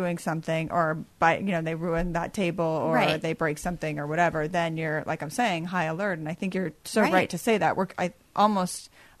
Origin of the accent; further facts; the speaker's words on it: United States; I can speak as an American